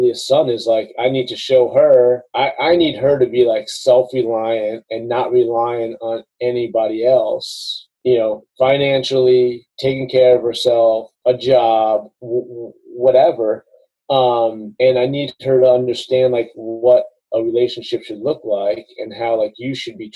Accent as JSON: {"language": "English", "region": "New York", "country": "United States", "tie": "born or raised there", "also_born_or_lived": "the South (US)", "moved": "yes", "said": "growing up in New York as a kid"}